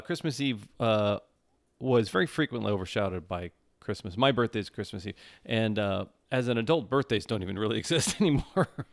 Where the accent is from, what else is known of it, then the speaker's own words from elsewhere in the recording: Midwest, United States; also born or lived in Minnesota; now in Southern California, United States; I'm from the Midwest